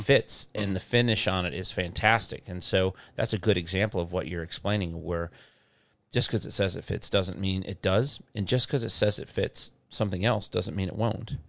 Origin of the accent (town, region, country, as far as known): Midwest, United States